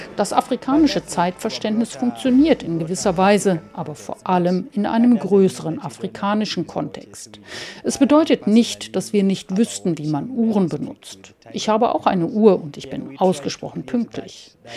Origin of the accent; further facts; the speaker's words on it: Germany; now in South Africa; ich als Deutsche